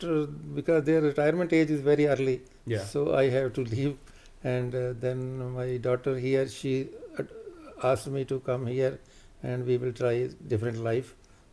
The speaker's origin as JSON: {"language": "English", "town": "Jalandhar", "region": "Punjab", "country": "India", "tie": "born or raised there", "moved": "as an adult", "lives_now": "Canada", "said": "I was born in Punjab district, Jalandhar, India, and I was there as executive engineer with the Punjab government. Then I moved here in 1994."}